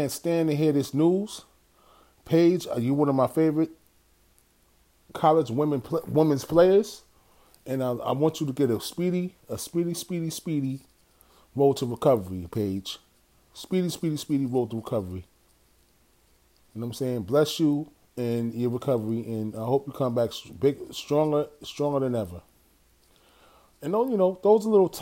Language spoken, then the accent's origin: English; New York City, New York, United States; My hometown, New York City